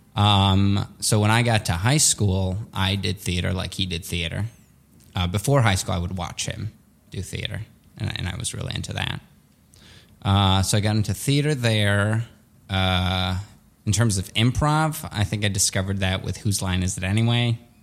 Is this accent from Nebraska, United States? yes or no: no; Skokie, Illinois, United States; English is a second language; also born or lived in Soviet Union; I grew up in Skokie, which was a very Jewish neighborhood